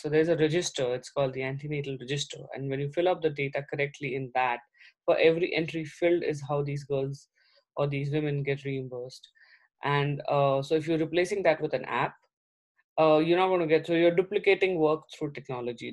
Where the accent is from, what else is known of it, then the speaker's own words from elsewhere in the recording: India; I'm also from India